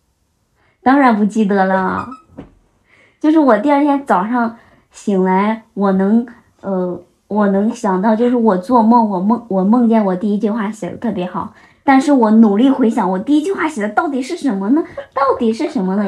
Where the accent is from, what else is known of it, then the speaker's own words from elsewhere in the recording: Henan, China; 把我们的家乡推介出去，因为我觉得河南真的是被低估了